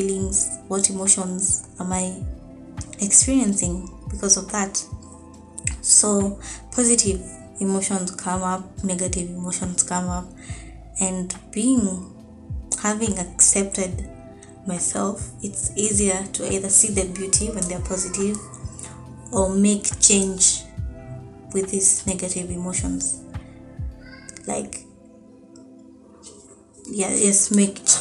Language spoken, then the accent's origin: English; Nairobi, Kenya; I'm from Nairobi, Kenya